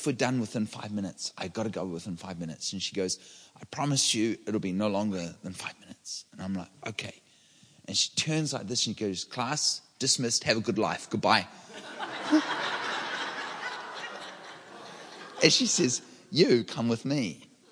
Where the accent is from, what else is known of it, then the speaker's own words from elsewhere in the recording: New Zealand; now in Redding, United States; I'm from New Zealand. I live in Redding, California, and I'm a public speaker and an author.